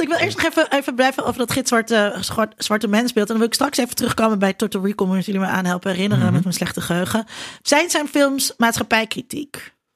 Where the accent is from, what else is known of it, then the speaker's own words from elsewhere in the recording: Netherlands; als Nederlanders